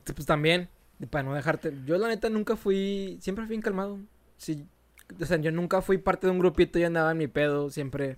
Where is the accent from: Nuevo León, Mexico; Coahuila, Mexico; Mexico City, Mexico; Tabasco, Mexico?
Nuevo León, Mexico; Monterrey; A Regio, en Monterrey. Eh, nos dicen que tenemos nuestro propio dialecto